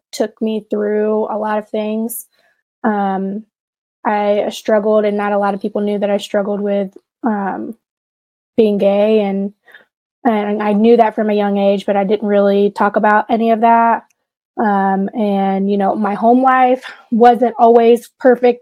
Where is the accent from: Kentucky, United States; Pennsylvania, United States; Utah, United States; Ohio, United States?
Kentucky, United States; Florence; accent: twang; grew up in Florence, Kentucky.